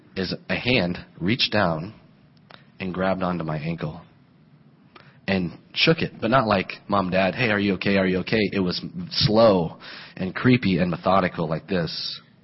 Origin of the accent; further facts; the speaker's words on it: Colorado, United States; moved away; I grew up in Colorado